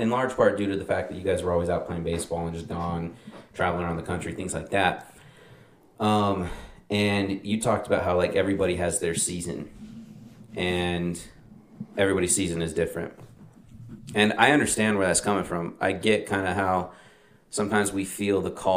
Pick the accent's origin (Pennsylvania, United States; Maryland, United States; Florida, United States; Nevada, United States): Nevada, United States; Las Vegas; moved away; somebody that grew up in Vegas for a large portion of his childhood